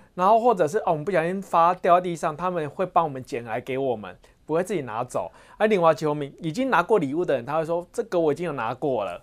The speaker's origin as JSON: {"language": "Chinese", "country": "Taiwan", "said": "我们台湾人的那个品德教育"}